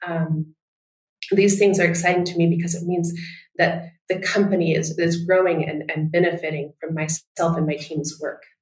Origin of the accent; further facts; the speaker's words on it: United States; moved away as an adult; also born or lived in Japan; now in Munich, Germany; I'm American, um, but I've lived here in Munich, Germany now for, for 12 years, and prior to that um, in Japan